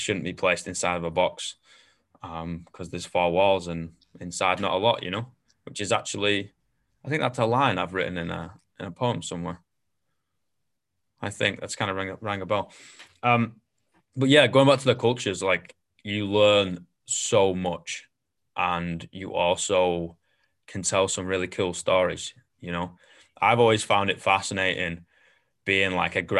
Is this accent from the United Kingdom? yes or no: yes; Manchester, North West England, United Kingdom; moved away; my home is always going to be Manchester, but at the same time, like there's a reason why you leave.